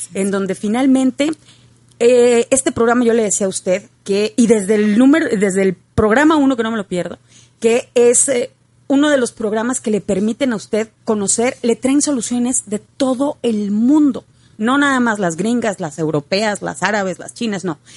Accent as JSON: {"language": "Spanish", "region": "northern Mexico", "country": "Mexico", "said": "más siendo norteños"}